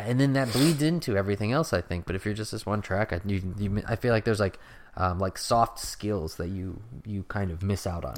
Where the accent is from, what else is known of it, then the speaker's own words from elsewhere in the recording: United States; I'm an American